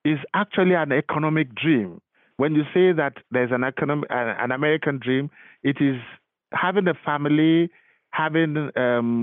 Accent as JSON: {"language": "English", "region": "Lagos", "country": "Nigeria", "tie": "born or raised there", "moved": "as an adult", "lives_now": "United States", "said": "I am from Lagos. I was born and bred in Lagos"}